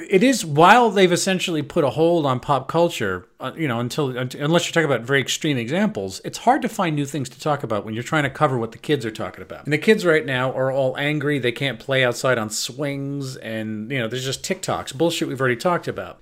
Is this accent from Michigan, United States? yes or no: no; Long Island, New York, United States; now in Belgium; I'm from Long Island.